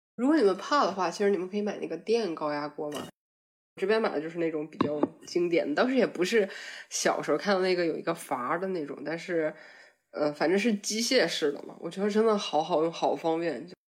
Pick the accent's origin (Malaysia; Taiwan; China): China; Northeast China; moved away as an adult; now in Germany; 作为一个东北人